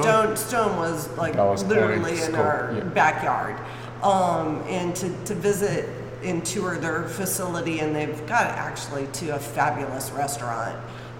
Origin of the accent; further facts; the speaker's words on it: Michigan, United States; also born or lived in California / Northern California; now in Pleasant View, United States; I'm originally from Michigan, and my parents moved to California, so we were living in California before we came here